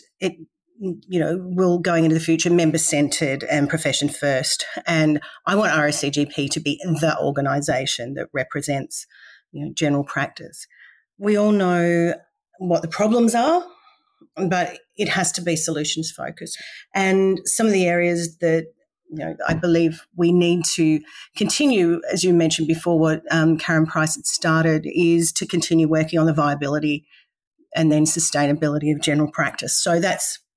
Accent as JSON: {"language": "English", "region": "Victoria", "country": "Australia", "tie": "born or raised there", "moved": "as an adult", "lives_now": "Mackay, Australia", "said": "I originally born and bred in Victoria and so a country girl studying in the city, and now I live in the last 20 years"}